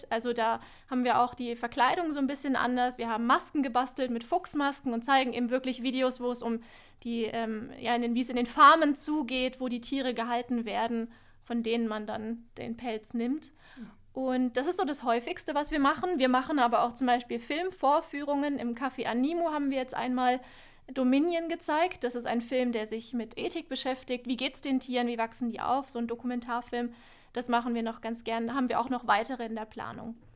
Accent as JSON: {"language": "German", "town": "Munich", "region": "Bavaria", "country": "Germany", "moved": "as an adult", "lives_now": "Ulm, Germany", "said": "Ich komme eigentlich aus München und bin zum Studieren nach Ulm gezogen."}